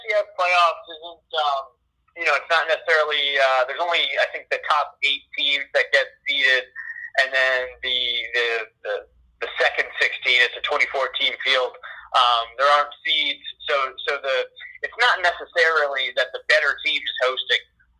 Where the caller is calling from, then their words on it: Albany, New York, United States; I want to point out I am calling in from Albany